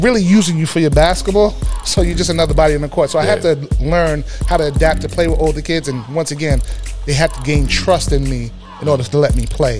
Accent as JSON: {"language": "English", "town": "New York City", "region": "New York", "country": "United States", "tie": "born or raised there", "said": "growing up in the Bronx"}